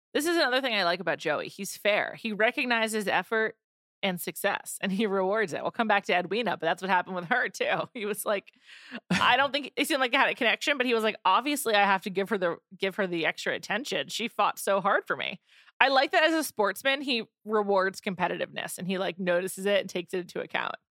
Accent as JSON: {"language": "English", "region": "Northeast", "country": "United States", "tie": "born or raised there", "said": "I've grown up with Tic Tacs because I'm from the Northeast"}